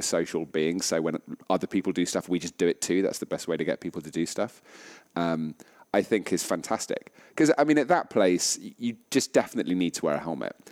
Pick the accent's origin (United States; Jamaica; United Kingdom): United Kingdom; as British people